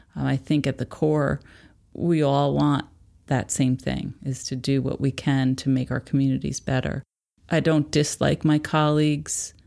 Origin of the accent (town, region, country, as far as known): Philipstown, New York, United States; born or raised there